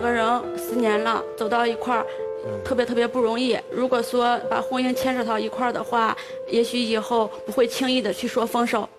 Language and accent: Chinese; Handan, Hebei, China; 我老家是邯郸